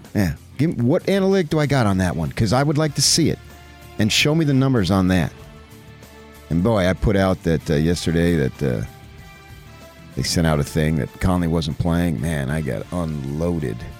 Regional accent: United States; We're American

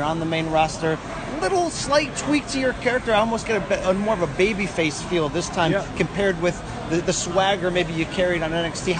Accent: Connecticut, United States; So growing up, for me in Connecticut

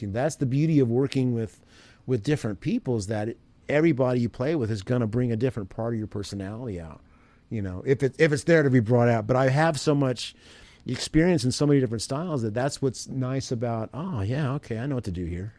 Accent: Evansville, Indiana, United States; I grew up in Evansville, Indiana

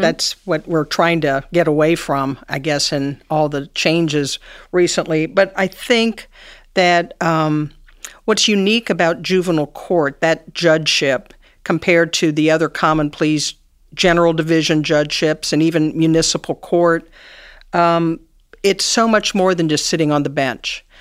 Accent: Cincinnati, Ohio, United States; I, um, grew up here in Cincinnati. I went to Sycamore High School.

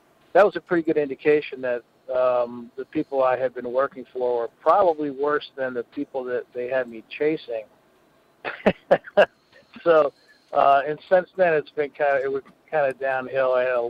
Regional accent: Philadelphia, Pennsylvania, United States; We're just stubborn Irish. We're not getting in from Philadelphia. We grew up, if somebody punches you in the face in the schoolyard

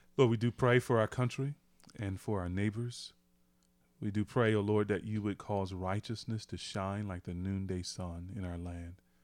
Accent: United States; I'm an American

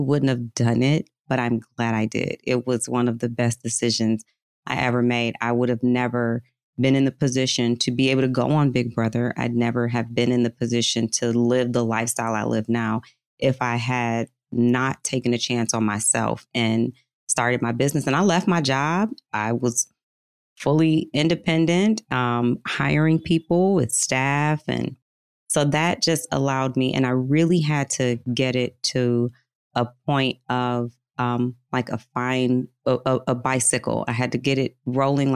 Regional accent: Detroit, Michigan, United States; Metro Detroit. Yep. Suburb outside of Detroit

